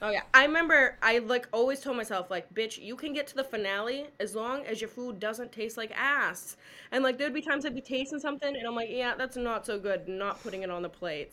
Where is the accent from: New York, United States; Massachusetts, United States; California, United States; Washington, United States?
Massachusetts, United States; I'm from a big family. I'm from Massachusetts